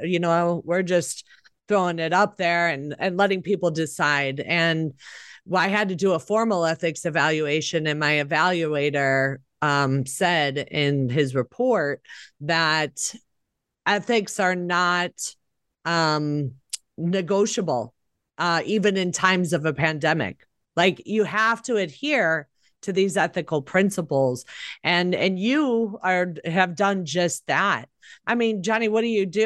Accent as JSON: {"language": "English", "town": "Chicago", "region": "Illinois", "country": "United States", "tie": "born or raised there", "said": "I grew up in Chicago, which is a democratic city"}